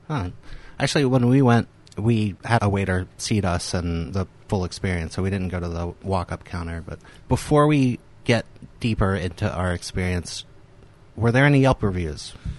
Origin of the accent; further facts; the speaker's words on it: the South, United States; moved away; I grew up in the South.